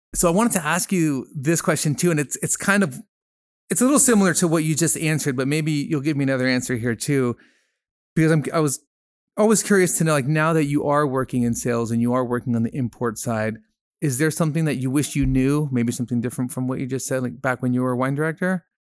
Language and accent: English; Peru; moved away as an adult; I grew up in Peru. I'm half Peruvian. I went to high school down there, um, from thirteen to twenty.